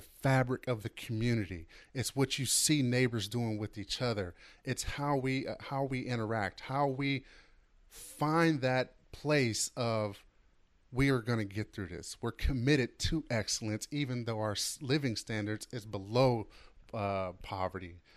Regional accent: Oakland, California, United States; as a kid growing up in Oakland

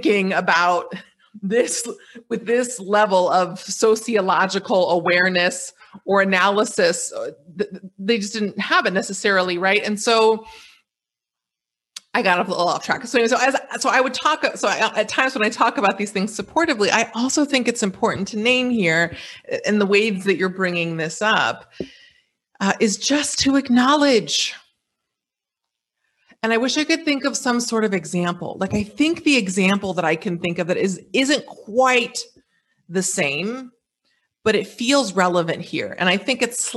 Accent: United States; moved away as an adult; now in Dakar, Senegal; a U.S. citizen who's based in West Africa

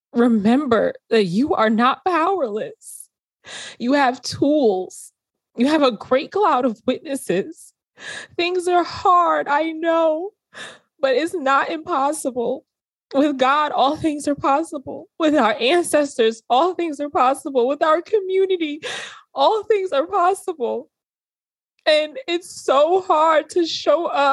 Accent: New York City, New York, United States; When I grew up in New York City

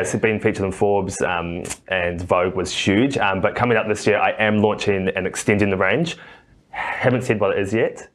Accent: New Zealand; now in Australia; I'm a Kiwi. You can might hear my accent

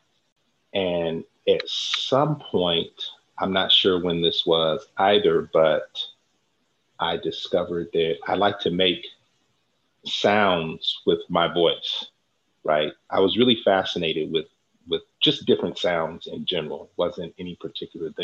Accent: San Francisco Bay Area, California, United States; raised right here in the San Francisco Bay Area

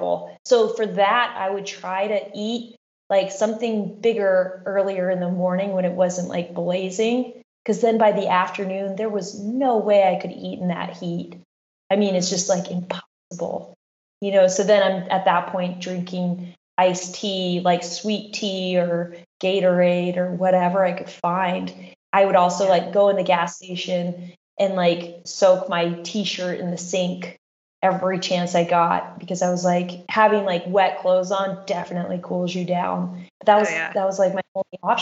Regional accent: Anchorage, Alaska, United States; my hometown, Anchorage, Alaska.

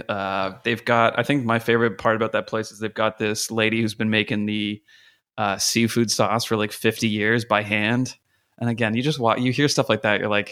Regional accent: Canada; I'm a Canadian working in the States

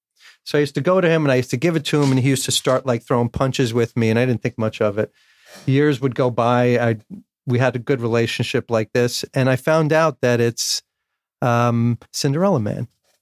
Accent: North Bergen, New Jersey, United States; So I grew up in Hudson County, North Bergen, New Jersey.

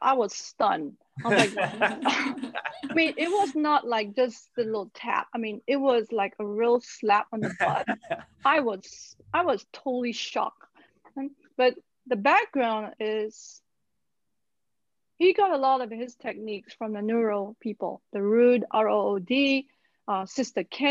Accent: Malaysia; Growing up in Malaysia, most of my therapy, so to speak, was actually from traditional Chinese medicine.

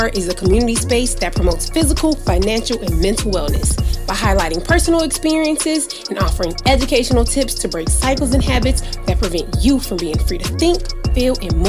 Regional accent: Savannah, Georgia, United States; moved away as an adult; now in Kazakhstan; I'm from Savannah, Georgia, and in the environment and surroundings I grew up

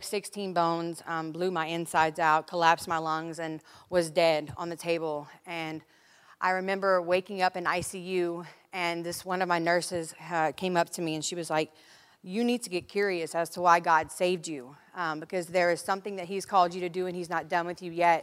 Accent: Lafayette, Louisiana, United States; moved away as an adult; now in California, United States; I'm from Lafayette, Louisiana.

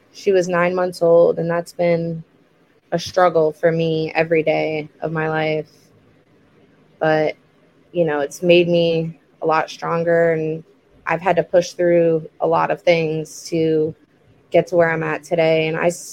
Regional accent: Port St. Lucie, Florida, United States; I'm born and raised in Port St. Lucie

